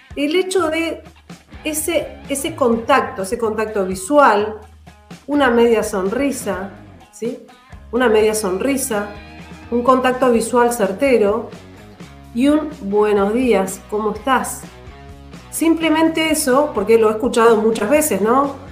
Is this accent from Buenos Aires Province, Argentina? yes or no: no; Andacollo, Neuquén, Argentina; yo soy de Andacollo, nací en Andacoyo y tengo un amor por, por la provincia y el interior